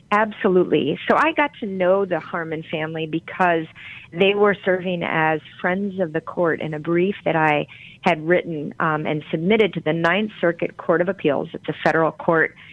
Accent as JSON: {"language": "English", "town": "Grand Rapids", "region": "Michigan", "country": "United States", "tie": "born or raised there", "said": "where I grew up in Grand Rapids, Michigan"}